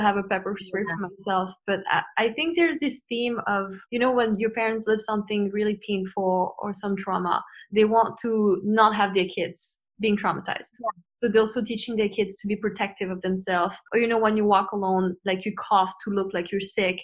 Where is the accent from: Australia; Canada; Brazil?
Canada; it's not really something that we grew up with in Western culture, especially not in Canada